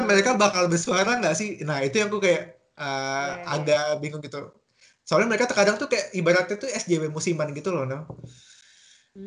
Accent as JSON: {"language": "Indonesian", "region": "Kalimantan", "country": "Indonesia", "also_born_or_lived": "Germany", "moved": "as an adult", "said": "sebagai orang Kalimantan sendiri. Emang aku bukan orang Kalimantan Selatan"}